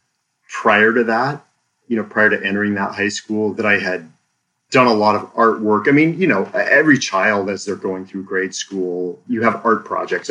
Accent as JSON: {"language": "English", "town": "Seattle", "region": "Washington", "country": "United States", "tie": "born or raised there", "also_born_or_lived": "Blaine, Washington", "said": "So I'm a native of Washington State. I was born and raised in the Seattle area."}